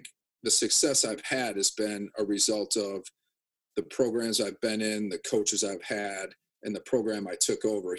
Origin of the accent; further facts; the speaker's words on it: Janesville, Wisconsin, United States; growing up in Janesville